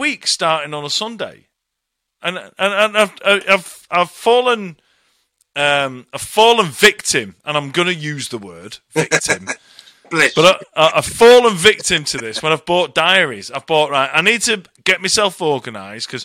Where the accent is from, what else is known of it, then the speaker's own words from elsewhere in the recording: Bury, North West England, United Kingdom; moved away as an adult; Manchester, Bury, just north of Manchester